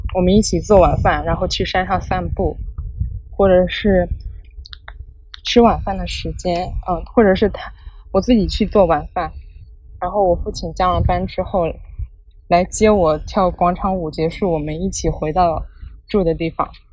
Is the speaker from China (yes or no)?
yes; rural Shandong, China; moved away as an adult; 我是一个来自山东农村的女孩